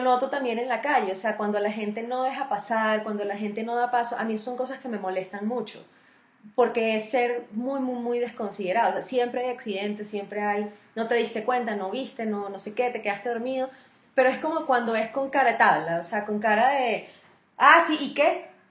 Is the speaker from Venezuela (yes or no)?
yes; Venezuela; now in Colombia; los venezolanos somos como unos costeños todos